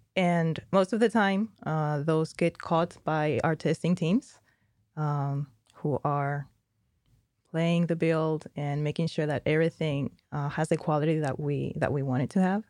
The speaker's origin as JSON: {"language": "English", "country": "Spain", "moved": "yes", "said": "I'm from Spain, we don't do dialects"}